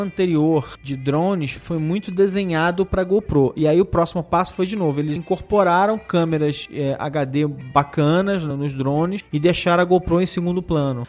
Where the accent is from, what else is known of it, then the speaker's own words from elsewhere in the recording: Campos dos Goytacazes, Rio de Janeiro, Brazil; de Campo dos Goitacazes, Rio de Janeiro, minha terra.